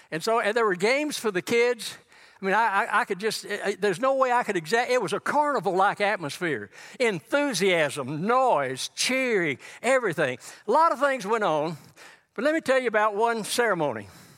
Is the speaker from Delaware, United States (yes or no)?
no; Texas, United States; Now, this is West Texas. I came from East Texas.